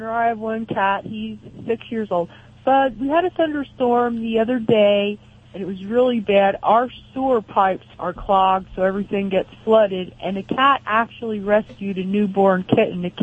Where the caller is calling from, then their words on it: Reading, Pennsylvania, United States; Reading, Pennsylvania, Reading, PA.